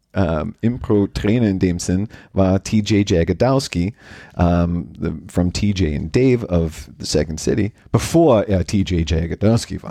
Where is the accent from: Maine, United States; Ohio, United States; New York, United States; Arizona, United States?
Maine, United States; Limington; moved away as an adult; now in Austria; I grew up in Maine in a very tiny town called Limington